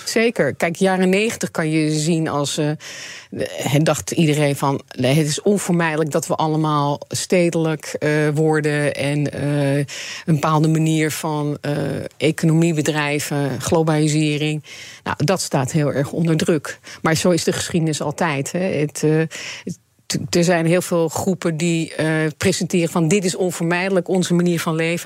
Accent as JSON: {"language": "Dutch", "country": "Netherlands", "said": "ik realiseer me niet hoe Nederlands ik ben"}